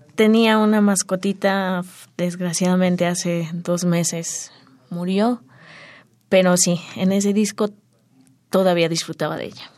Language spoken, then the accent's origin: Spanish; Mexico City, Mexico; also born or lived in Santa María Xoxoteco, Metztitlán, Hidalgo, Mexico; Desde muy pequeña. Sí. Ya soy chilanga.